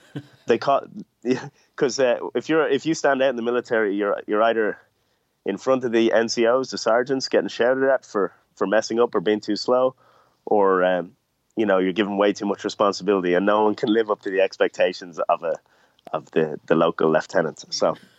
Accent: Ireland; growing up in Ireland

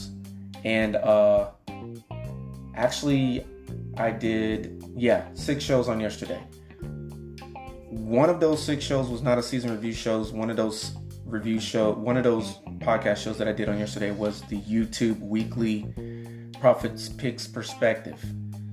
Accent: Mississippi, United States; also born or lived in Miami, Florida / Atlanta, Georgia; now in Houston, United States; I was born in Mississippi

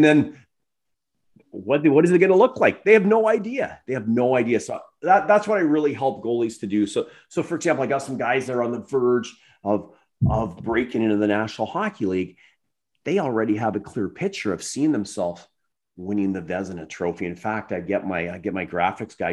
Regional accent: Ontario, Canada; I'm actually from Ontario originally

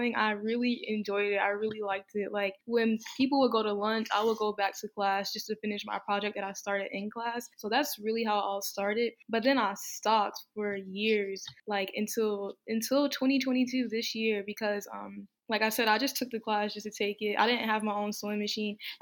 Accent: North Carolina, United States; I'm from North Carolina

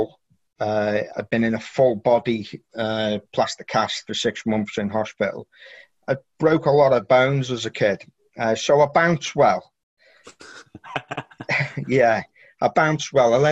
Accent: Birkenhead, North West England, United Kingdom; I was born in Birkenhead, which is near Liverpool, and famous for the shipyard, Camelot Shipyard

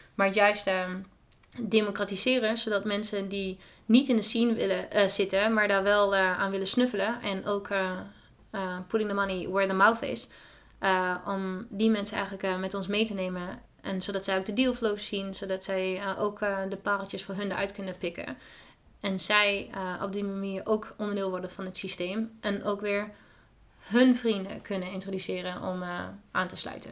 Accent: Twente, Overijssel, Netherlands; moved away as an adult; now in San Francisco, United States; Ik kom zelf uit Twente

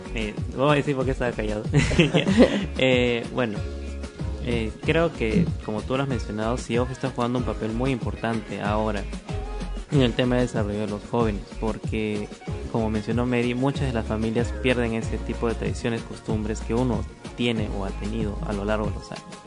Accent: Peru; como peruano

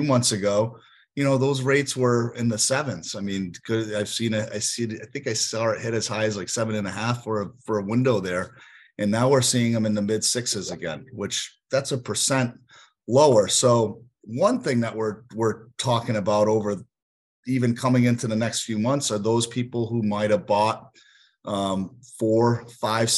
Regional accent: Northeast, United States; also born or lived in Northeast Connecticut / Worcester, Massachusetts; now in Florida, United States; because I'm from the Northeast

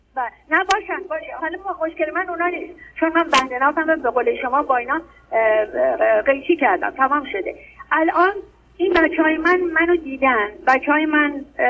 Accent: Tehran, Tehran Province, Iran; خودم مال تهرانم

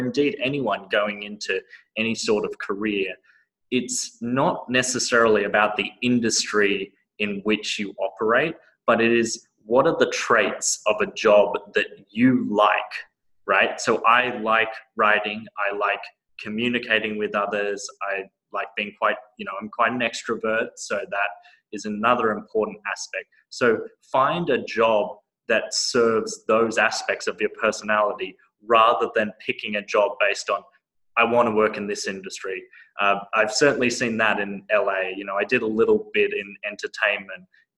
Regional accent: Australia; moved away as an adult; now in United States; I still very much identify as an Australian, I know like a lot of traits in my personality are very much infused from that Australian culture

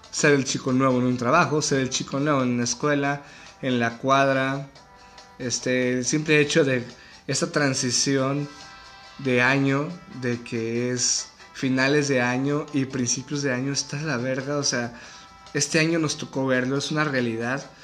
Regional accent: Mexico; Así es, señores, soy mexicano, estoy en cuarentena

